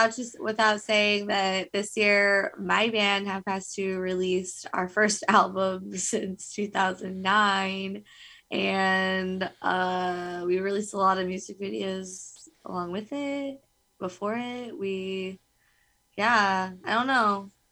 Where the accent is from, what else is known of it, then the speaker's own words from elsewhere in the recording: California, United States; we're from California